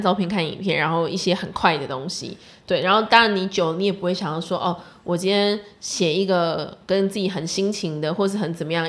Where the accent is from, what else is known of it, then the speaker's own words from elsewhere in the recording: Yilan County, Taiwan; 坐在宜兰的